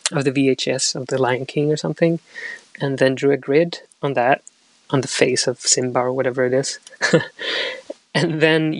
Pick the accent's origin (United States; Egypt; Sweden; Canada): Sweden; also born or lived in Chile; now in London, United Kingdom; I was born in Chile, but I grew up in Sweden.